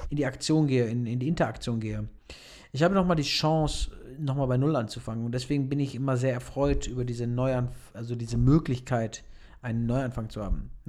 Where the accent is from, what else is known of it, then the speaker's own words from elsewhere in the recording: Münster, North Rhine-Westphalia, Germany; now in Stuttgart, Germany; Ich vermisse Münster auch, also um das mal zu drehen, ich vermisse meine Heimatstadt definitiv, bin aber auch sehr froh, hier zu sein. Irgendwie ist für mich Stuttgart eine neue Herausforderung